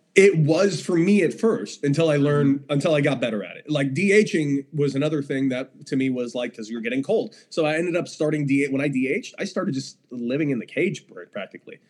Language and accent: English; Los Angeles, California, United States; Growing up in Los Angeles